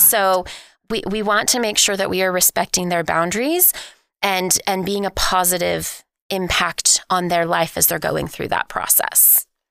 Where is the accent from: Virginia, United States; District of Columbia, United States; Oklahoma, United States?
Oklahoma, United States; Oklahoma City; I am, uh, born and raised in Oklahoma City